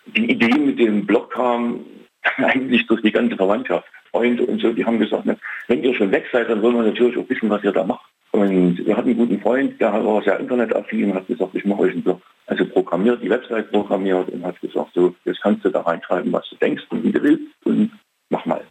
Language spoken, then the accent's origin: German; Leipzig, Saxony, Germany; ich bin aus Leipzig